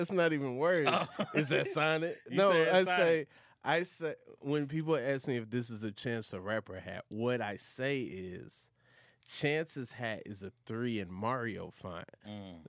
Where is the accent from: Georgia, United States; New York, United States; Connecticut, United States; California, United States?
Georgia, United States; Atlanta; I'm from where you from, Atlanta.